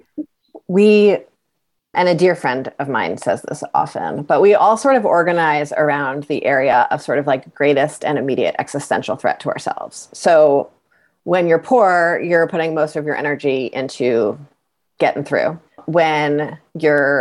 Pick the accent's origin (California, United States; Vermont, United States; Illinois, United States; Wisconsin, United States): Vermont, United States; Brattleboro; I'm from Brattleboro